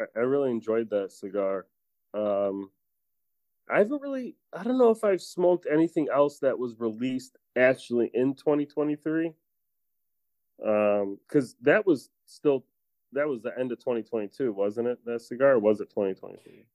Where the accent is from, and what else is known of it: Chicago, Illinois, United States